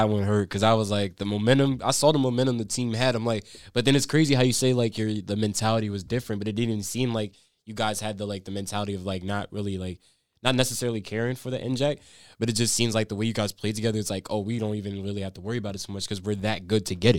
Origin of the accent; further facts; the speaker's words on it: New Jersey, United States; I'm from North Jersey, so like I know how it is up in North.